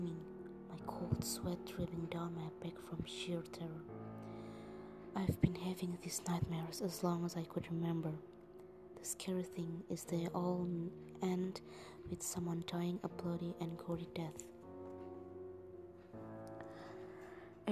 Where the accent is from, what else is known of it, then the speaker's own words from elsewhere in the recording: Jakarta, Indonesia; English is a second language; I'm from Indonesia, from Jakarta